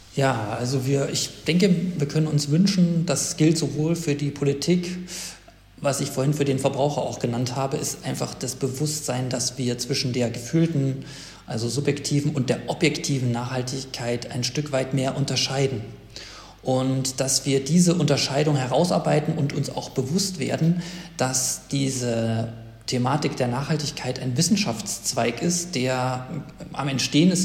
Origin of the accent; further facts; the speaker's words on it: Thuringia, Germany; empfehle ich als Thüringer